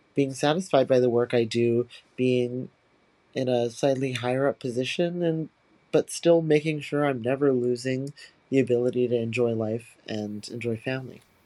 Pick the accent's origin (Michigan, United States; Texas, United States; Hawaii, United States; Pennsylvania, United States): Hawaii, United States; moved away as an adult; now in New York City, United States; I was born and raised in Hawaii by my biological parents